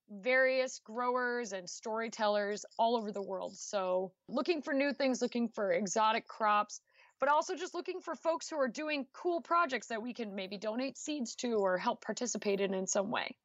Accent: New Shoreham, Rhode Island, United States; moved away as an adult; now in Missouri, United States; Block Island is the second smallest town in the smallest state, Rhode Island. And I grew up on a horse farm

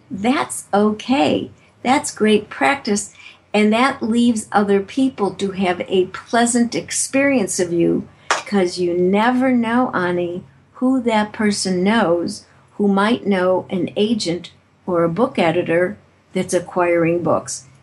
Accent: Chicago, Illinois, United States; moved away; also born or lived in San Francisco; I'm originally from Chicago, Illinois

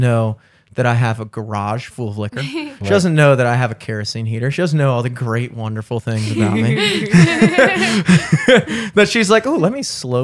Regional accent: Towson, Maryland, United States; I grew up in Towson.

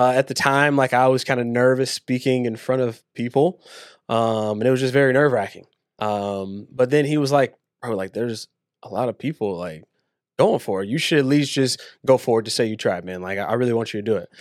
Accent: Waco, Texas, United States; was born and raised in Waco, Texas.

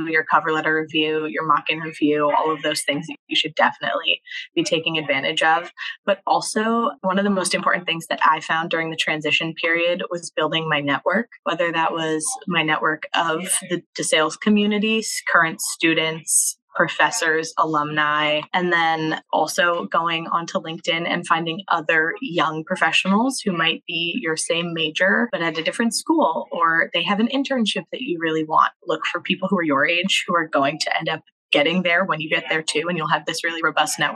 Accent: Lehigh Valley, Pennsylvania, United States; I am from the Lehigh Valley and I wanted to be more in like a hometown school.

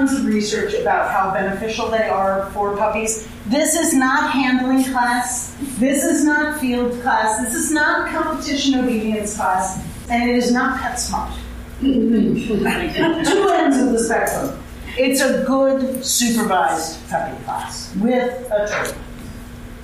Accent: New York, United States; moved away; I'm from New York

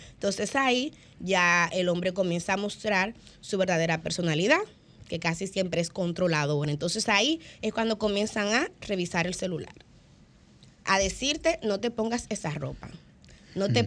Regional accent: Santo Domingo, Distrito Nacional, Dominican Republic; yo soy de Villaconsuelo, muy orgullosa de, mi barrio, de mis orígenes

